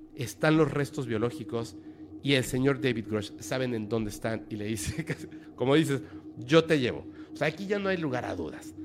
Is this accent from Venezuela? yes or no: no; Mexico; para nosotros como mexicanos